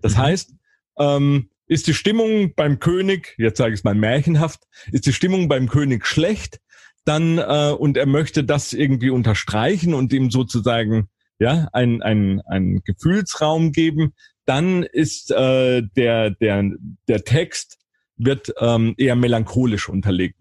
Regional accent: Karlsruhe, Baden-Württemberg, Germany; in Karlsruhe, in meiner Heimatstadt

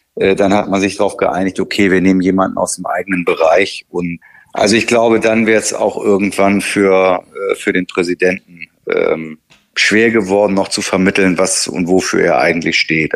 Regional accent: Hamburg, Germany; als Hamburger

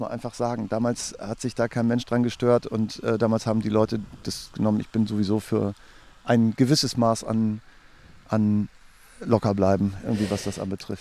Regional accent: Holtgast, Lower Saxony, Germany; also born or lived in Hannover; Wir kommen eigentlich aus Esens, aus der Nähe von Esens, aus Holtgast, da an der Küste

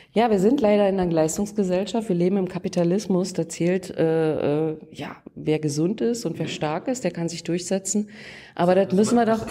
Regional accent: Lusatia, Brandenburg, Germany; also born or lived in Saxony; ich bin hier aufgewachsen, geboren bin ich in Sachsen und dann haben mich sozusagen meine Eltern entführt nach Brandenburg wegen der Arbeit

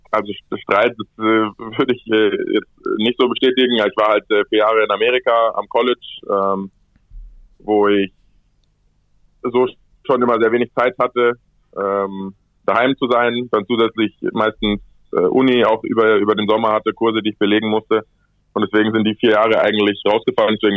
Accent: Munich, Bavaria, Germany; moved away as an adult; now in Barcelona, Spain; Meine Eltern wohnen in München. Ich bin im Sommer, verbringe ich da viel Zeit. Und ähm, ja, München ist auf jeden Fall meine Heimat.

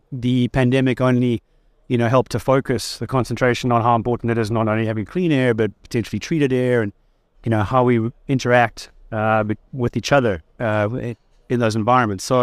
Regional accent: Durban, KwaZulu-Natal, South Africa; moved away as an adult; also born or lived in China; now in Kuala Lumpur, Malaysia; from the East Coast, uh, from the surfing city of Durban. Um, that's where I grew up, and uh, yeah, I moved over to China in uh, about 2007. So I've been in the Asia Pacific region since then

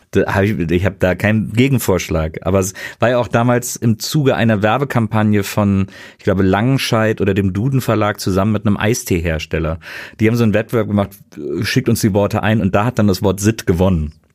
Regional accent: Wesseling, North Rhine-Westphalia, Germany; also born or lived in Bonn; ich bin quasi im hinteren Teil, äh, im, im Richtung Land in Wesseling aufgewachsen

